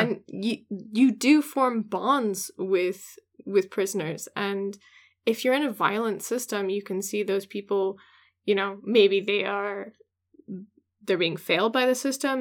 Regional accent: Washington, United States; my home state in Washington

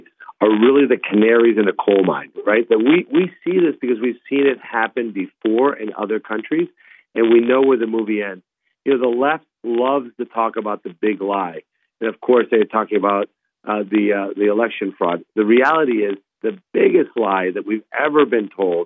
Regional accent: Colombia; first language Spanish; English is a second language; now in Ohio, United States; I was born in Columbia, South America, as you know. I moved to the U.S. legally and became a U.S. citizen, learned English.

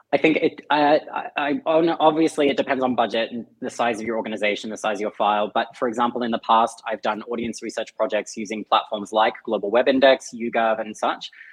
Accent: Australia; accent: Aussie; my Aussie accent.

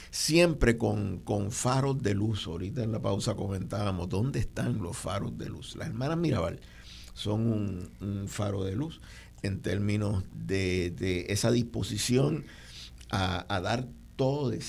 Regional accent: Puerto Rico; eh, nuestro país, en Puerto Rico. Cuando digo nuestro, el mío

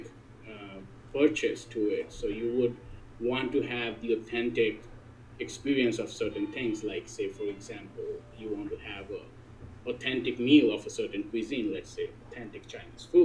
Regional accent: Kolkata, West Bengal, India; now in Urbana, United States; from the authentic city of Calcutta in the authentic nation of India

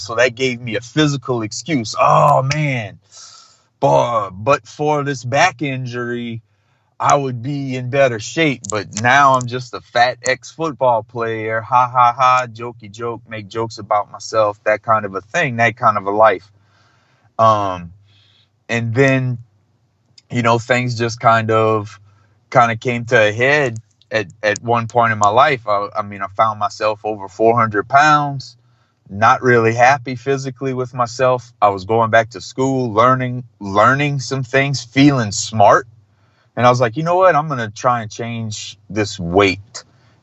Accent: Thibodaux, Louisiana, United States; I grew up in South Louisiana, which is in the South and in the South of the South

